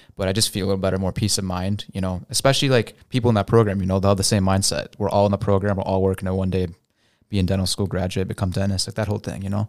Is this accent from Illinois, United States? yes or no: yes; St. Charles, Illinois, United States; grew up in Saint Charles, you know, so it's super white